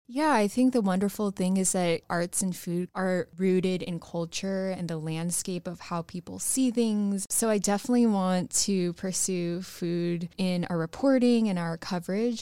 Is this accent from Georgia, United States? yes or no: no; North Texas, United States; I grew up in North Texas